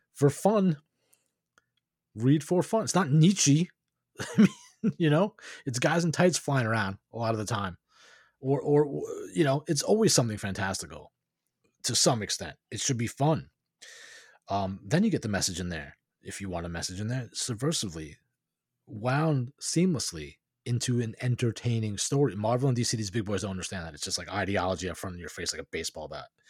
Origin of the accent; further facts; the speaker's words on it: New York, United States; moved away; I'm originally from New York.